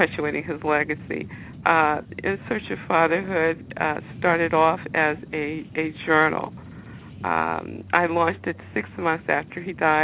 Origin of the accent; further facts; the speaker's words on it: Philadelphia, Pennsylvania, United States; I'm a Philadelphia native. I was born, raised, educated here